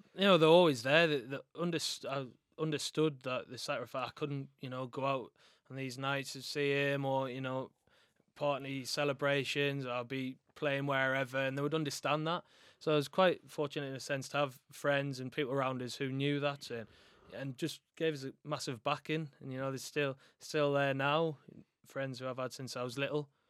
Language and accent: English; Sunderland, North East England, United Kingdom; I'm from Sunderland